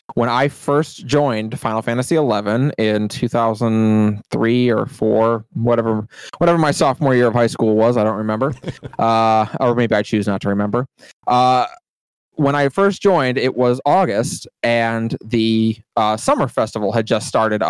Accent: Midwest, United States

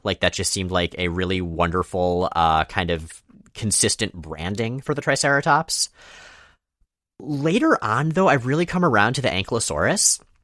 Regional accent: Florida, United States; moved away as an adult; also born or lived in North Carolina; now in Pacific Northwest, United States; we grew up in Florida, me entirely, you largely

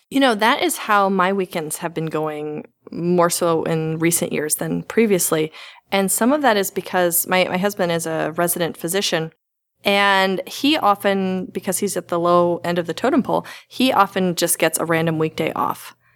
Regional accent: the Bible Belt, United States; I grew up in the Bible Belt

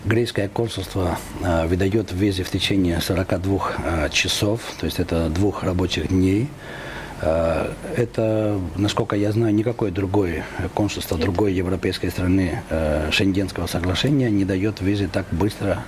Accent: Greece; now in Moscow, Russia; я из Москвы ездил э, как турист в свою собственную страну

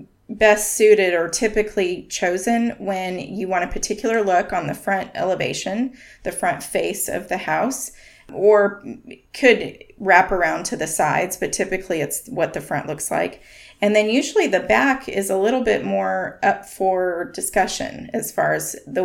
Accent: Park City, Utah, United States; I grew up in Park City, Utah, which is up in the Wasatch Mountains

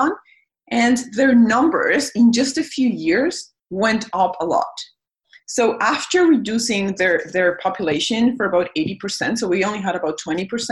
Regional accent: Mexico; now in Canada; I'm from Mexico

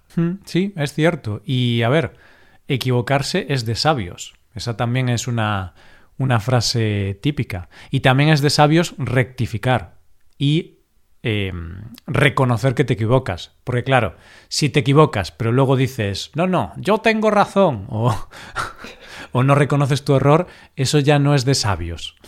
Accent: Galicia, Spain; en Galicia pues tenemos este idioma también, el gallego

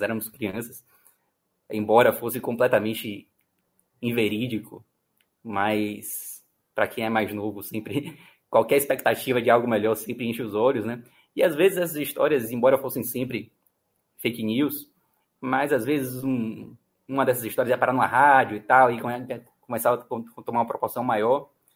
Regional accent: Salvador, Bahia, Brazil; Eu cresci aqui em, aqui em Salvador é, na década de 90

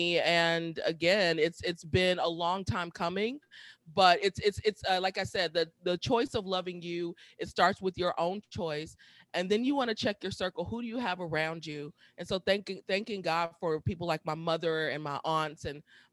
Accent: Milwaukee, Wisconsin, United States; moved away as an adult; also born or lived in Atlanta / Washington, D.C.; going back to Milwaukee. That's where I'm from, in Milwaukee

